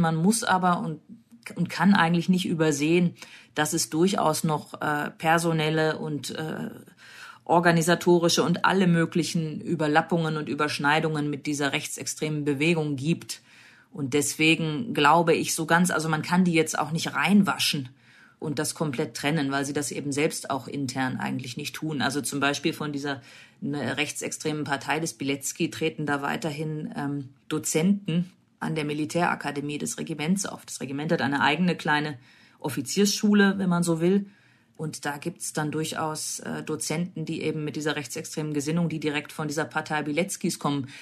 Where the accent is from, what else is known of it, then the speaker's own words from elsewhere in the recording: Germany; bei uns in Deutschland